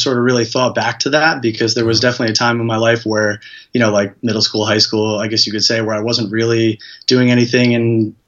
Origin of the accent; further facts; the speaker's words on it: Hudson Valley, New York, United States; I'm from New York, the Hudson Valley area, which is roughly an hour north of the city